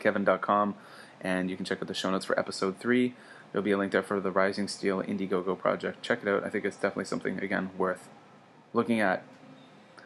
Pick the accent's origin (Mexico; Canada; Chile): Canada; now in Kobe, Japan; as a Canadian